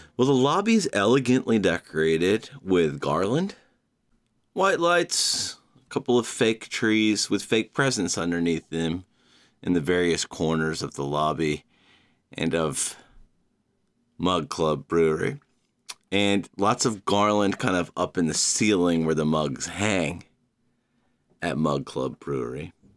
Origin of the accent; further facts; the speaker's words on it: Georgia, United States; now in New York City, United States; my home state of Georgia